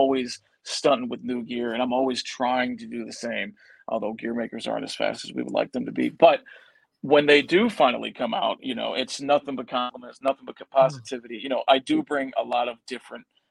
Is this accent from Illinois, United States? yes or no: yes; Chicago, Illinois, United States; my hometown of Chicago.